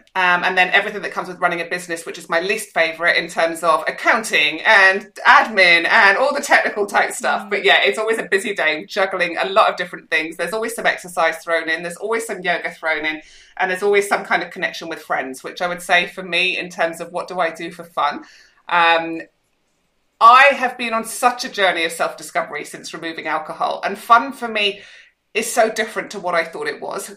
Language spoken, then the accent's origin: English; Scotland, United Kingdom; also born or lived in Manchester, England; now in Perth, Australia; I grew up in Scotland